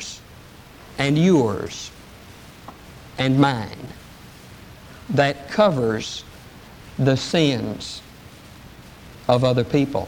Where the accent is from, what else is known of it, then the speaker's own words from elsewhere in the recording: East Texas, United States; I'm from East Texas